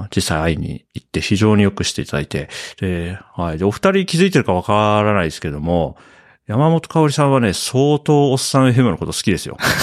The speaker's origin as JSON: {"language": "Japanese", "region": "Hokkaido", "country": "Japan", "tie": "born or raised there", "also_born_or_lived": "Tokyo / Nasushiobara, Tochigi", "moved": "yes", "lives_now": "Matsumoto, Japan", "said": "僕はまあ北海道出身なんで、割と、あの、林の近くみたいなところに住んでたんで、まあもともと僕は田舎出身なんですけれども"}